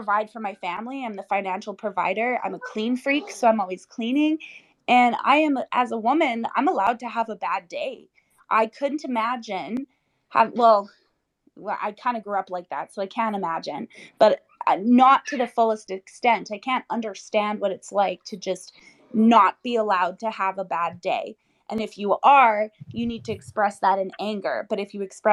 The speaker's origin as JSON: {"language": "English", "country": "Romania", "said": "I'm from Romania"}